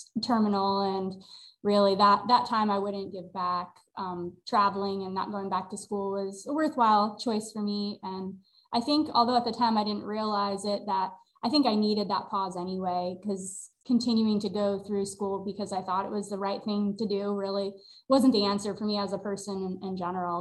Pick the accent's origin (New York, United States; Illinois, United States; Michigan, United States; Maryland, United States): New York, United States; moved away as an adult; I'm originally from New York, about an hour north of New York City, most familiar thing that maybe for others would be Dia Art Museum, that where that's located. It wasn't there when I was growing up. It was an old Nabisco factory, but I literally grew up within a walking distance of there